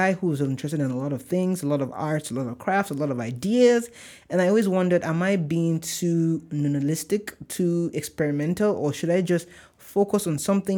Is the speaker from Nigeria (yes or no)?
yes; Nigeria; accent: Nigerian; Oh my gosh, my Nigerian accent just came.